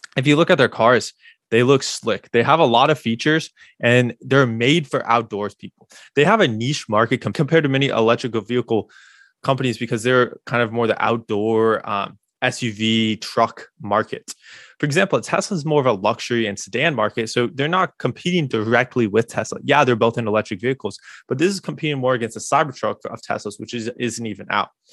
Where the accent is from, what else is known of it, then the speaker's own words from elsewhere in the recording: Bloomington, Illinois, United States; also born or lived in Normal, Illinois; I grew up in Bloomington